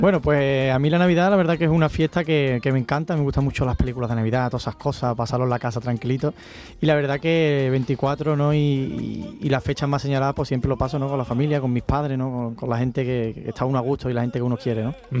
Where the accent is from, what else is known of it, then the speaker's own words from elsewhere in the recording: Cádiz, Andalusia, Spain; now in Ronda, Spain; Yo soy, nación Cádiz, vengo del carnaval aunque vivo en Ronda, en Málaga